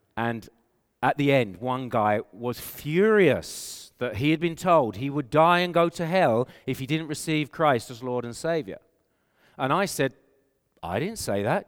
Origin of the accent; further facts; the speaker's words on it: England, United Kingdom; accent: English; moved away as an adult; now in Canada; I have an English accent. And so people know I'm from England